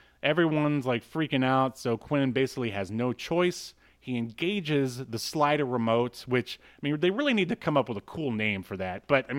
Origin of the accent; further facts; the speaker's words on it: Florida, United States; I don't know. We're from Florida. What do you want?